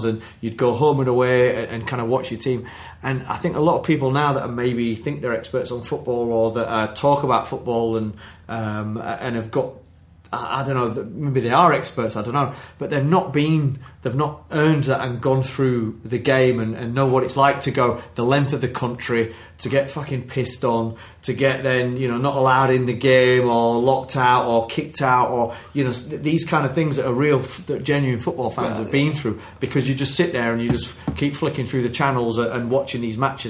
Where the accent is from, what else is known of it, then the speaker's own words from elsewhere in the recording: Wakefield, Yorkshire and the Humber, United Kingdom; I'm from Wakefield, which is in West Yorkshire, which is kind of near Leeds and Huddersfield